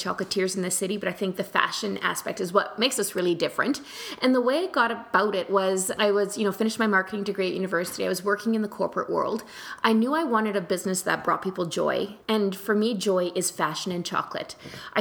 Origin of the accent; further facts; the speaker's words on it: New Zealand; now in Canada; I grew up in New Zealand